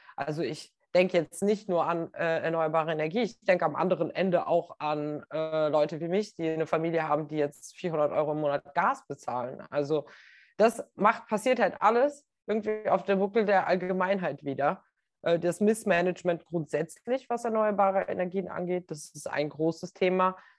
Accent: North Macedonia; Ich bin ja aus Nordmazedonien

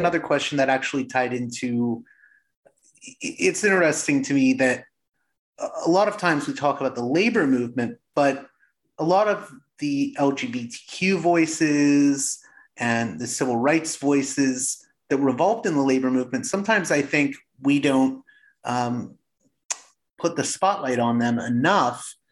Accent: Pittsburgh, Pennsylvania, United States; I come from Pittsburgh

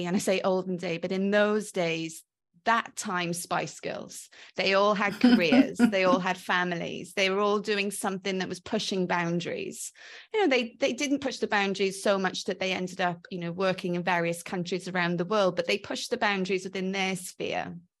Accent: Wales, United Kingdom; accent: mongrel accent with Welshness; So I call my accent a bit of a mongrel accent because quite often people are a bit unsure of what it is. But I agree, there's definite Welshness in it.

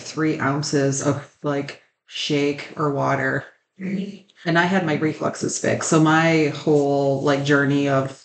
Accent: Michigan, United States; we're from Michigan

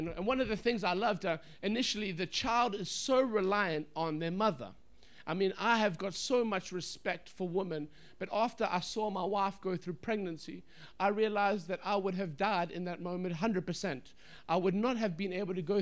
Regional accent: England, United Kingdom; now in Bradford, United Kingdom; I'm from England. I'm living in Bradford

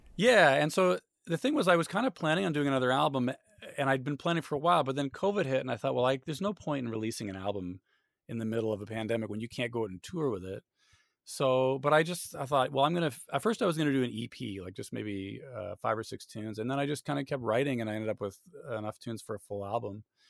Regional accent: Canada; moved away as an adult; now in Austin, United States; in my hometown

